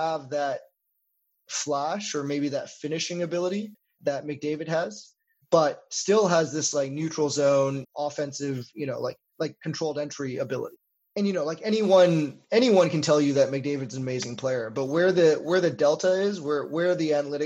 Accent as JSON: {"language": "English", "town": "Winnipeg", "region": "Manitoba", "country": "Canada", "tie": "born or raised there", "also_born_or_lived": "Toronto", "moved": "as an adult", "lives_now": "Montreal, Canada", "said": "I grew up in Winnipeg"}